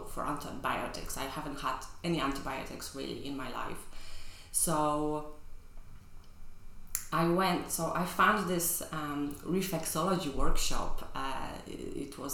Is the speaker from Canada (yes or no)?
no; Poland; moved away as an adult; now in London, United Kingdom; I grew up in Poland in the 80s, 90s.